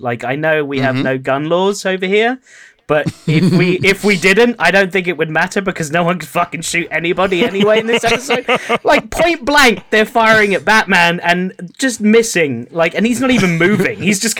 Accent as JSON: {"language": "English", "region": "England", "country": "United Kingdom", "said": "Like, I'm English."}